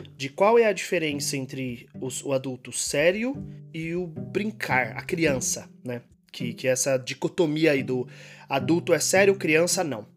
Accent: Brazil; moved away as an adult; faz um mês que eu saí do Brasil

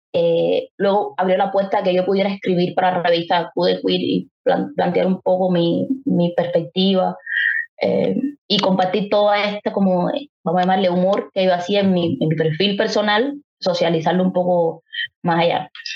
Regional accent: Havana, La Habana, Cuba; los que somos habaneros y habaneras

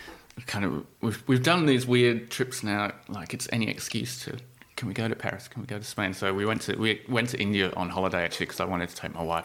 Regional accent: England, United Kingdom; moved away as an adult; also born or lived in London; now in Melbourne, Australia; I'm English.

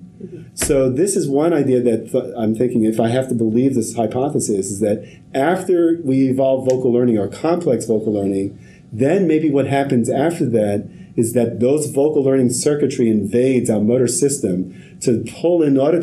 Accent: New York City, New York, United States; grew up in Harlem, had the whole poverty experience

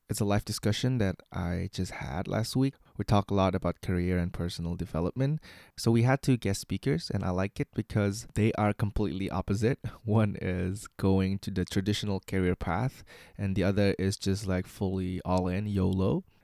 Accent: Indonesia; moved away as an adult; now in Shanghai, China; I am from Indonesia. I'm 24 years old, and I've been in Shanghai for in China for the last seven years.

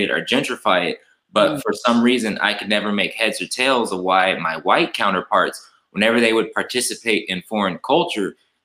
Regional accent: Fresno, California, United States; growing up in Fresno, you know, I describe Fresno as kind of a Mississippi of the West

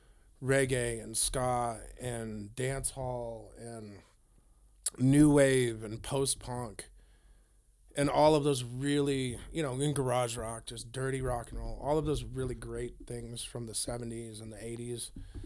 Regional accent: Grass Valley, California, United States; also born or lived in Auburn; Okay. Well, I was born in Auburn, California. I grew up as a child in Grass Valley in Nevada City. All my immediate family still lives down there.

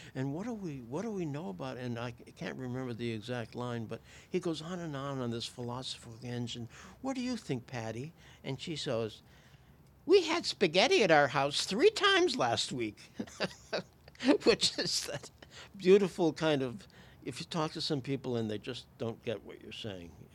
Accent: Plainville, Connecticut, United States; moved away as an adult; also born or lived in Hartford, Connecticut; now in Canada; I'm from Plainville, Connecticut

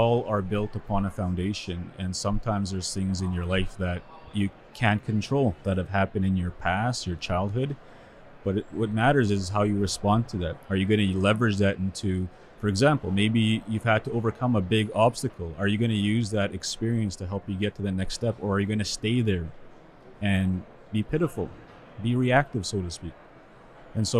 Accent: Sweetgrass First Nation, Saskatchewan, Canada; now in Saskatoon, Canada; I'm originally from Sweetgrass First Nation. That's where my community is from. Currently living in Saskatoon

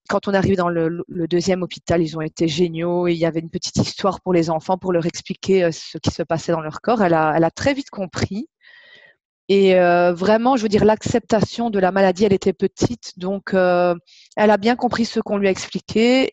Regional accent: Belgium; accent: Belgian; je viens euh, de Belgique, ça s'entend je pense

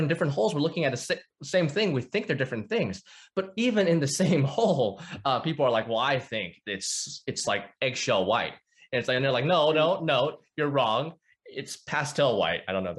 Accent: North Arkansas, United States; So I grew up in the Bible Belt. I'm in Arkansas. North Arkansas, actually.

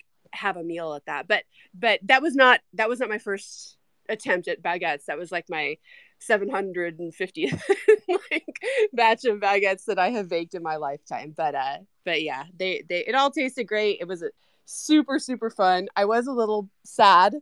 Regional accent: United States; I'm American

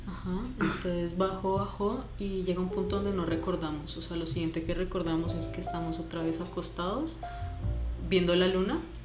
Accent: Cuernavaca, Morelos, Mexico; now in Colombia; yo me crié en Cuernavaca, Morelos

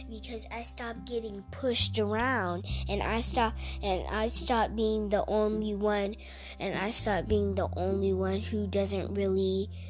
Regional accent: Texas, United States; I'm from Texas

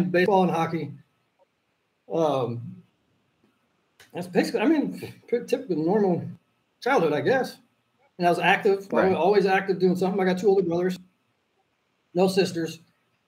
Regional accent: Robbinsdale, Minnesota, United States; I grew up in Robbinsdale, Minnesota

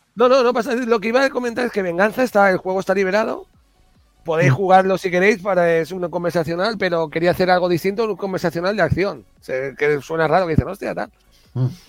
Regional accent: Alicante, Valencian Community, Spain; moved away; cuando voy a Alicante, a mi pueblo, a Bonobar

